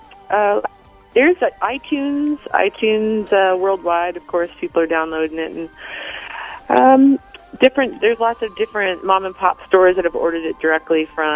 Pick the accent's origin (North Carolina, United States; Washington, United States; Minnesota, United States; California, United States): Washington, United States; Tri-Cities; moved away; I'm from Tri-Cities, Washington